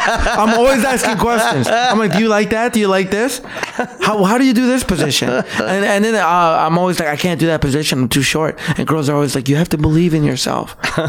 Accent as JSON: {"language": "English", "town": "Calgary", "region": "Alberta", "country": "Canada", "tie": "born or raised there", "also_born_or_lived": "El Salvador", "said": "I grew up in Northeast Calgary."}